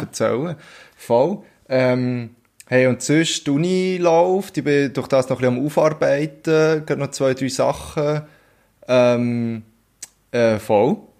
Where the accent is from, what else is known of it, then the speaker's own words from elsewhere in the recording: Switzerland; bei uns in der Schweiz